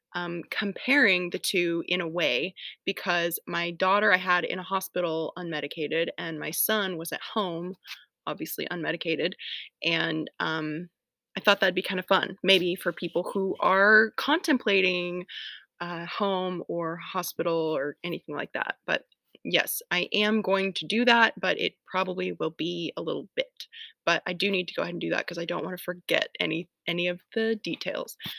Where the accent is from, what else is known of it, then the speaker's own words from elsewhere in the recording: Atlanta, Georgia, United States; moved away as an adult; now in Tennessee, United States; I'm from Atlanta, don't live there anymore, I live in Tennessee now